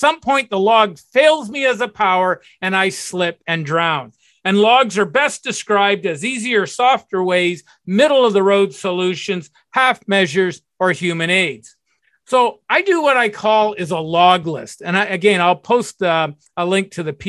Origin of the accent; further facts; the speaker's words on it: Burlington, Ontario, Canada; also born or lived in Toronto; I moved from Toronto back to my old hometown, Burlington